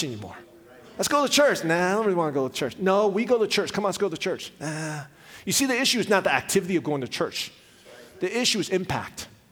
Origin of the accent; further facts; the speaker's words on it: Richmond, Virginia, United States; also born or lived in Taiwan; when we came to the United States, my dad pastored a church in Richmond, Virginia